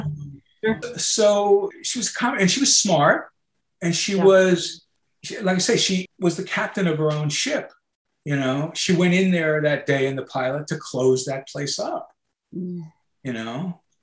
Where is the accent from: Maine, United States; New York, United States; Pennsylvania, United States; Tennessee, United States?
New York, United States; Long Island; I grew up on Long Island